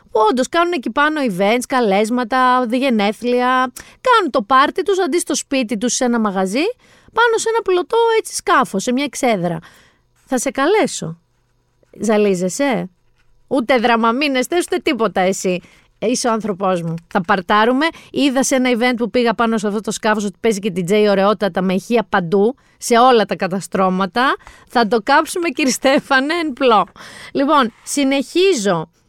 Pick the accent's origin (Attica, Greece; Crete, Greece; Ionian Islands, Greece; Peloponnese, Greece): Peloponnese, Greece; γιατί έτσι λέμε στο χωριό μου στη Μάνη, so long beaches λέμε. Τώρα που λέω Μάνη παιδιά, ε, μας έχει βρει ένα κακό Γιάννη μας εκεί κάτω.